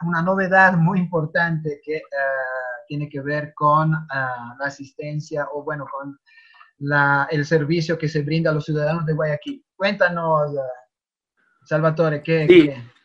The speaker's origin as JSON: {"language": "Spanish", "country": "Italy", "moved": "yes", "lives_now": "Ecuador", "said": "como italiano ah, residente en Ecuador"}